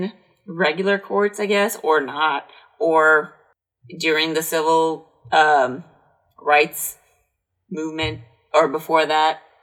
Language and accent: English; United States; I'm from America